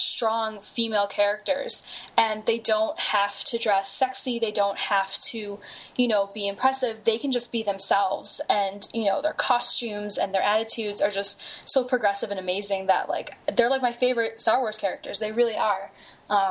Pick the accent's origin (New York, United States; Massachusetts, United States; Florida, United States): New York, United States; Buffalo; moved away; I came from Buffalo, New York, and you know, as a little kid with like hair to my butt, put my hair up in you know pigtails, and you know, go in the snow